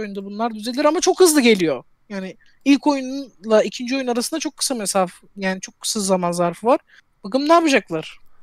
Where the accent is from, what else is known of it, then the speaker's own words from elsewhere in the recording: Turkey; Ben Türk'üm